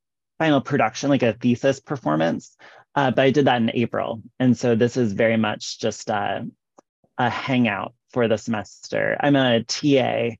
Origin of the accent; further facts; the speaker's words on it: Midwest, United States; now in Iowa, United States; maybe because I'm from the Midwest, but also just because I've been hanging out here in the state of Iowa